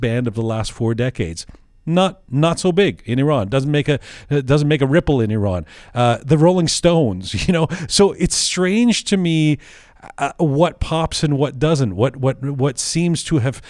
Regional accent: Canada; also born or lived in London; I was born in London, grew up in Canada

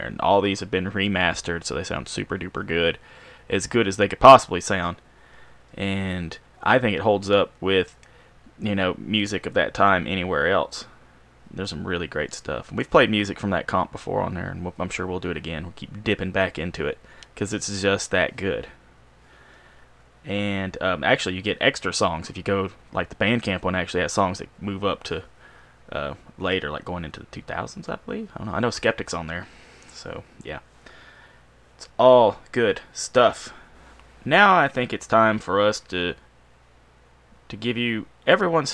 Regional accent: Alabama, United States; growing up in Alabama

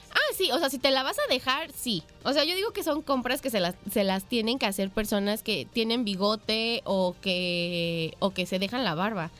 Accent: Mexico; nosotros como sociedad mexicana somos, nos gusta exagerar en las fiestas

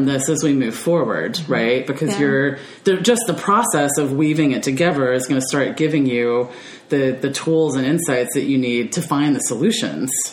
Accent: United States; me as an American

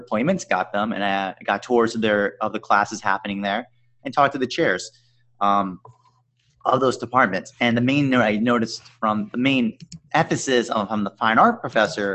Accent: Long Island, New York, United States; I'm from Long Island, New York, 50 miles out east

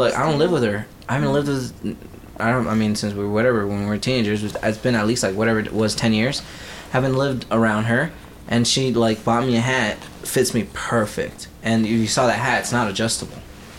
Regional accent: Texas, United States; And I'm from Texas, so, and, you know, and I'm Tex-Mex, I guess

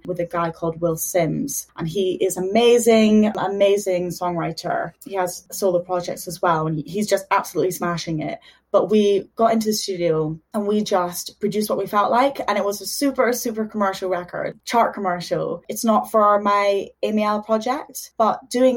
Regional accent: Dundee, Scotland, United Kingdom; moved away as an adult; also born or lived in Houston, Texas, United States / Liverpool, United Kingdom; now in London, United Kingdom; moved to Scotland when I was 6, I think. And yeah, been in Dundee ever since

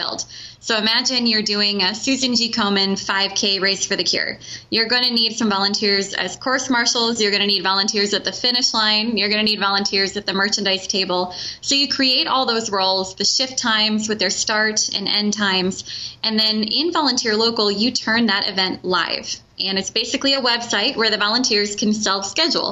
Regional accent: Cedar Falls, Iowa, United States; I am an Iowa native. I grew up in Cedar Falls

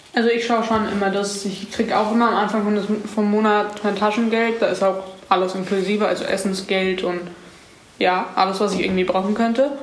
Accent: Munich, Bavaria, Germany; ich komme auch aus München und bin 15

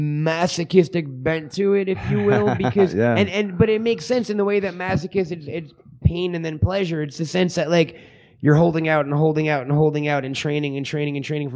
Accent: United States; I'm obviously from America

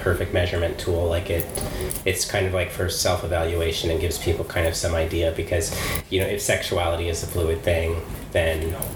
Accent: United States; also born or lived in California / Utah / Horsham, West Sussex; now in London, United Kingdom; I grew up in California and in Utah

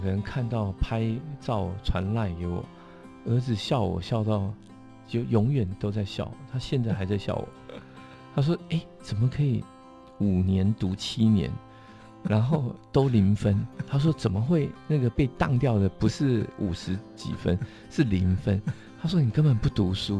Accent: Taoyuan, Taiwan; 我在龙岗长大，然后所以在眷村，眷村旁，眷村的，眷村旁边

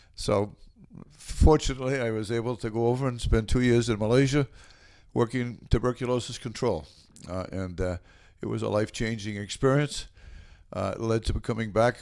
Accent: Norwood, Massachusetts, United States; also born or lived in Westwood; I loved growing up in Norwood

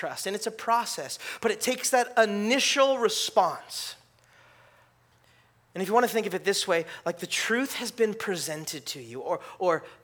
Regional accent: California, United States; I grew up in California

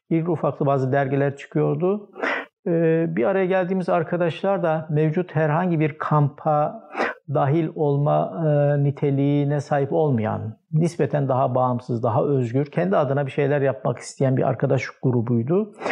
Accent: Malatya, Turkey; Ee, 1953 doğumluyum. Ee, Mardin asıllı bir ailenin Malatya'da e, büyüyen bir ferdiyim. Ee, İlkokulu Malatya'da okudum.

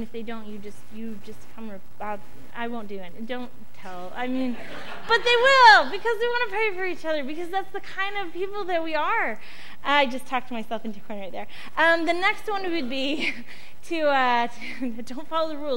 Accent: United States; as an American adult

